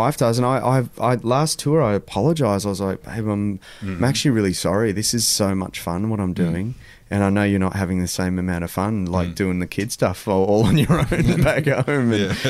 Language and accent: English; Adelaide, South Australia, Australia; also born or lived in Malaysia; Adelaide's the first show back in my hometown